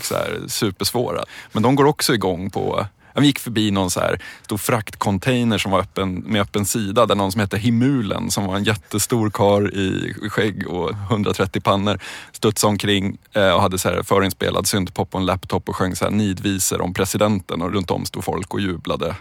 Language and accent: Swedish; Stockholm, Stockholm County, Sweden; jag växte upp i, i Midsommarkransen utanför Stockholm